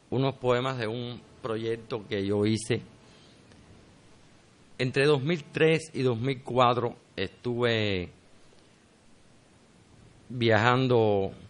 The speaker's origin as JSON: {"language": "Spanish", "region": "Havana", "country": "Cuba", "tie": "born there", "said": "yo soy, yo soy nacido en Ciudad de La Habana, pero soy el hijo de un guajiro que siempre me crió con los cuentos del campo"}